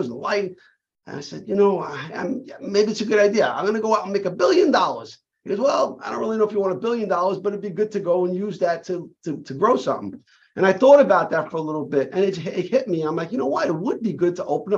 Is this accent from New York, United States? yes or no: yes; New York City, New York, United States; as a young kid growing up in Brooklyn